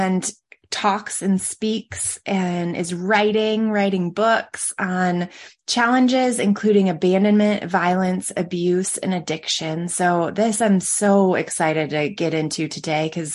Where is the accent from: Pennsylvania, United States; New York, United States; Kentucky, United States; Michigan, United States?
Michigan, United States; also born or lived in Colorado; I grew up in Colorado, or grew up in Michigan, and our winters were cold